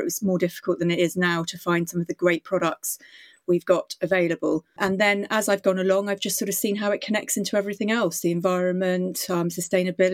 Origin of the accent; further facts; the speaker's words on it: Indonesia; now in United Kingdom; I grew up in Indonesia